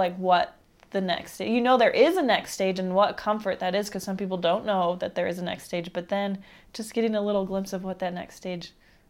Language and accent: English; East Coast, United States; I think growing up in the East Coast would really help me.